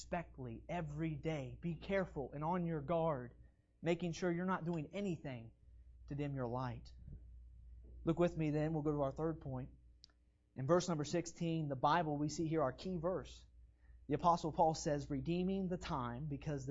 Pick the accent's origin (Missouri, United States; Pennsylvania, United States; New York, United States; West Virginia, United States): West Virginia, United States; I'm from West Virginia